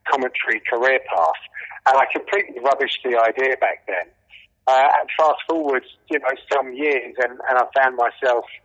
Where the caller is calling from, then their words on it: Radlett, East of England, United Kingdom; I'm just north of London in a town called Radlett.